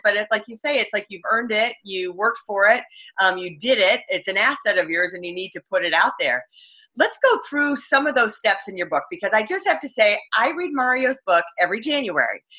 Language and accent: English; Michigan, United States; my hometown, Michigan